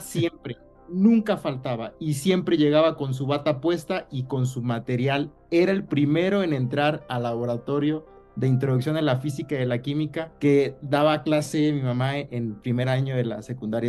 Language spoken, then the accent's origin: Spanish; Lázaro Cárdenas, Michoacán, Mexico; igual soy de Lázaro Cárdenas, estudiamos eh, juntos en, el CCT